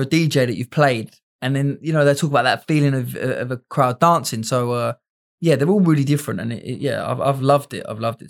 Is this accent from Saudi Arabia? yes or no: no; England, United Kingdom; me being English out there